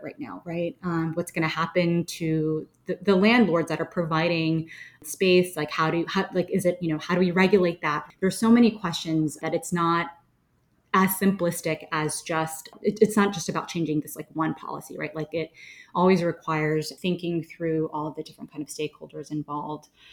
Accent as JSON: {"language": "English", "region": "Florida", "country": "United States", "tie": "born or raised there", "also_born_or_lived": "New York City", "moved": "yes", "said": "I grew up in Florida, and I lived in New York City for a long time"}